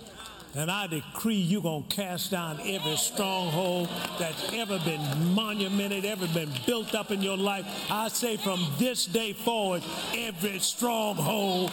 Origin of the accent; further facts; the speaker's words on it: the South, United States; I was raised in the South.